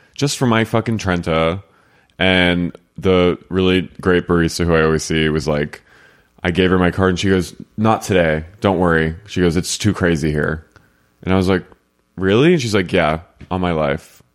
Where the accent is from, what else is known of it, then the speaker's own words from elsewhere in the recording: New Jersey, United States; moved away; I'm from New Jersey